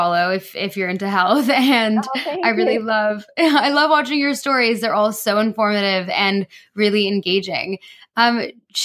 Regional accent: Toronto, Ontario, Canada; now in United Kingdom; I grew up in Toronto

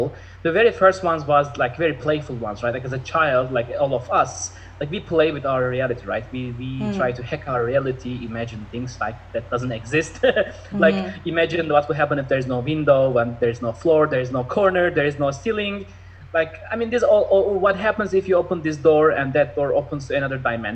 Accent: Istanbul, Turkey; now in Los Angeles, United States; I was in Istanbul. I'm originally from Turkey, Istanbul

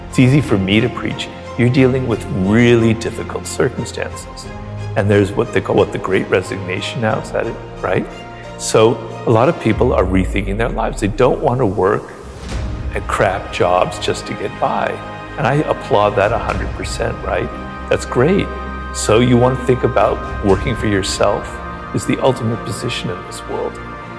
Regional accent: Ireland; being an Irishman in Paris in my early 20s, you know, I was having adventures, right?

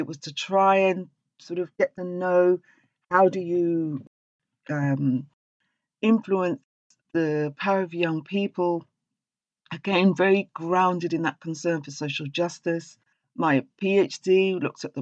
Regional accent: England, United Kingdom; accent: English; there's plenty of us as black people speak with an English accent because we're English

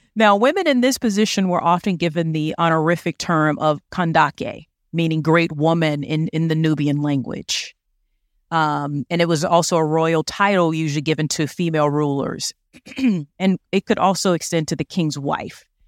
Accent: United States; accent: American; my American accent

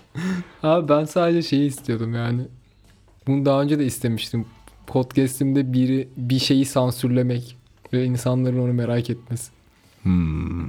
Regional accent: Kayseri Province, Turkey; Ben Kayseriliyim.

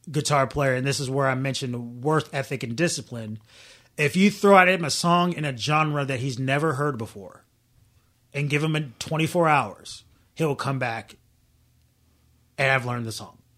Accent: Southern United States, United States; I'm not even from Chicago or or New York. I'm from the South

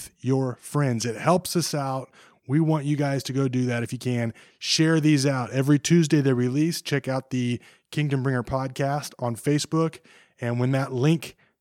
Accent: Kansas, United States; I've born and raised in Kansas

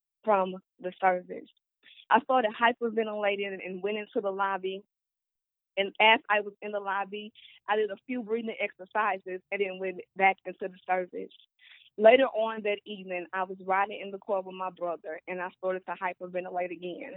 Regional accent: St. Louis, Missouri, United States; I was born and raised in St. Louis, Missouri, in a single-parent household

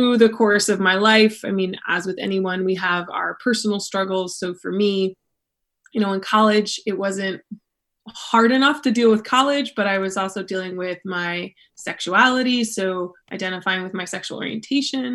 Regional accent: Akron, Ohio, United States; moved away as an adult; also born or lived in Kent, Ohio; now in Old Orchard Beach, United States; I'm originally from like Akron, Ohio

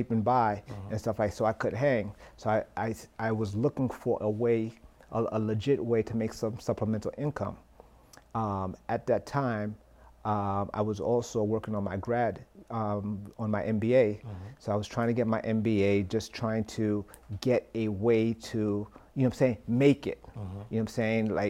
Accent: New York City, New York, United States; I'm from Flatbush, Brooklyn, right? And my parents. Mother worked at a hotel. Dad worked as a taxi driver

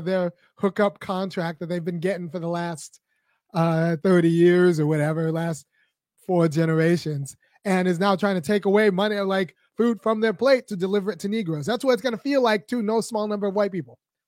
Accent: California, United States; now in the South, United States; I've been in the South for a good number of years now, and I was born in California

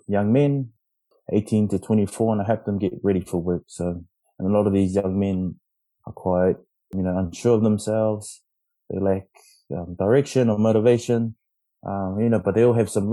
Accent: Tonga; also born or lived in Philippines; I'm Tongan

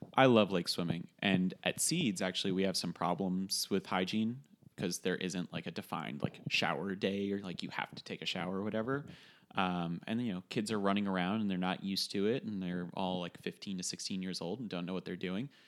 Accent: Westchester, New York, United States; in the basement of our house when we were growing up in Westchester

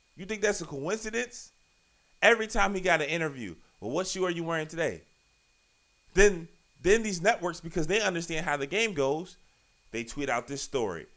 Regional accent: Richmond, Virginia, United States; I am from Virginia, you know, Southside Richmond, Virginia, to be exact

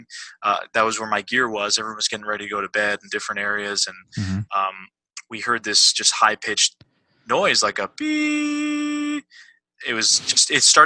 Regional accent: East Coast, United States; I'm from the East Coast.

